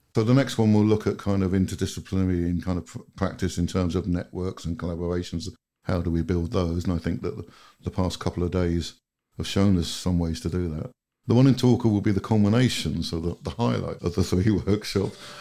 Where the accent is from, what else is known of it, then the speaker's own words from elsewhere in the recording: United Kingdom; moved away as an adult; now in Finland; Being British and kind of coming from a country that's just gone through what I personally think is an absolute disaster with Brexit